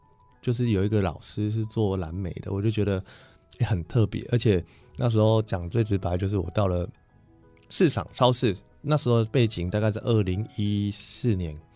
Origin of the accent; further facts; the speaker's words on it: Changhua County, Taiwan; 我想要直接到我的家乡做。